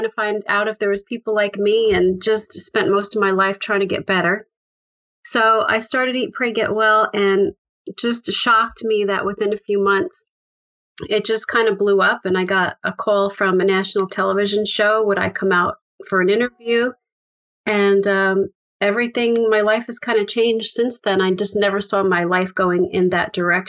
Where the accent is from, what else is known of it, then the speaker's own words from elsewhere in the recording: upstate New York, United States; also born or lived in Bronx, New York / Manhattan, New York; I grew up in the Bronx, New York. And when I was about 6, we moved upstate into a house